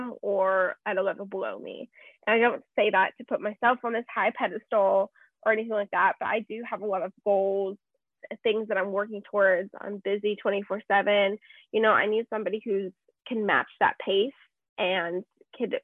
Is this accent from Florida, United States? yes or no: no; Las Vegas, Nevada, United States; moved away as an adult; now in Arizona, United States; growing up in Vegas, you know, I'm not new to the party scene